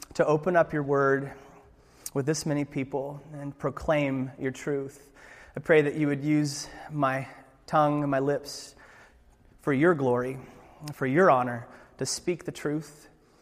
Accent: Alaska, United States; I'm from Alaska

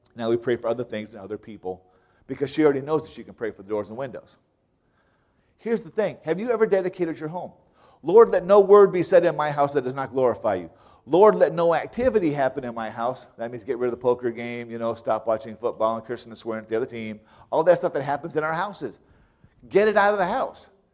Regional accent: United States; as an American, I never heard of dedicating your house

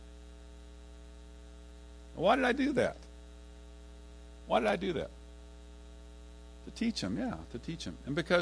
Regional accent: Fort Worth, Texas, United States; I'm from Fort Worth, and I lived on the east side, and I was going to TCU

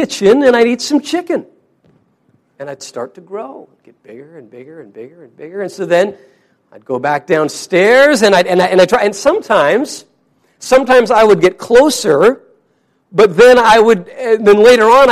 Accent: Wyoming, United States; my brother and I grew up in Wyoming

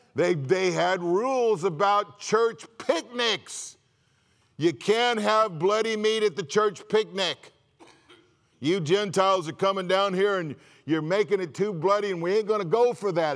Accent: California, United States; moved away; I'm from California.

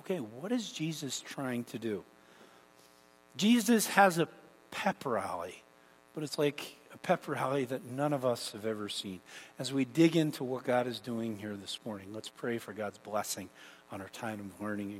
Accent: Canada; moved away; growing up in Canada

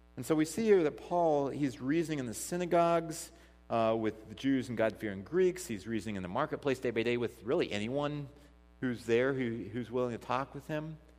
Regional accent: Missouri, United States; now in Port Washington, United States; we, we grew up 15 minutes from each other in Missouri. I mean, I'm from Missouri.

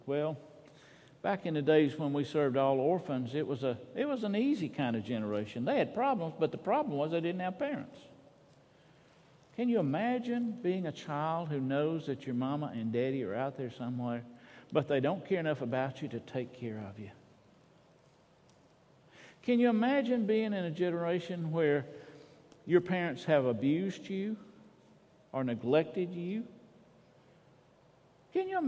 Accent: Gainesville, Georgia, United States; I was growing up in Gainesville, my brother and I'd get on our bikes

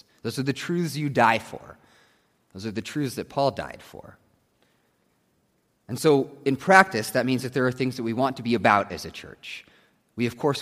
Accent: Nebraska, United States; growing up in Nebraska with the Cornhuskers

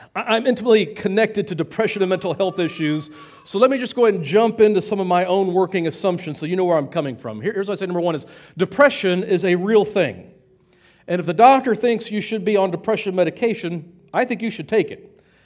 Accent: United States; we're Americans

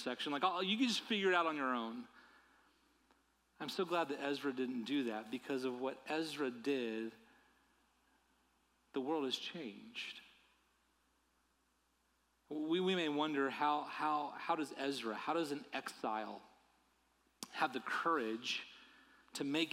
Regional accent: United States; my life as an American

